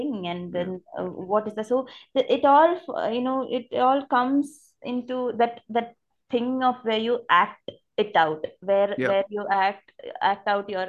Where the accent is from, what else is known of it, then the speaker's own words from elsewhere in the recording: Thiruvananthapuram, Kerala, India; this isn't set in Trivandrum, not like, that's my hometown.